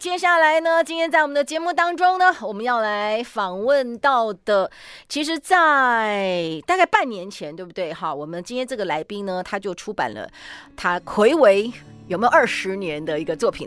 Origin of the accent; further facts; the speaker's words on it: Yonghe, New Taipei, Taiwan; 我小时候住在永和，然后那个时候是永和路